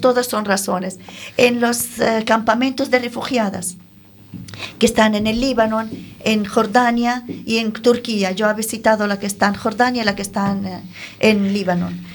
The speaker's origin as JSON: {"language": "Spanish", "country": "Syria", "second_language": "Spanish", "moved": "as an adult", "lives_now": "Galicia, Spain", "said": "Siria, que de donde yo vengo"}